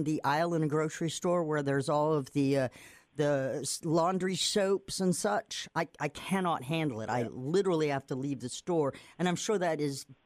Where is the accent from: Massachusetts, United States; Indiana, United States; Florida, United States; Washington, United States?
Massachusetts, United States; Nantucket; moved away; I'm from Nantucket, Massachusetts, an island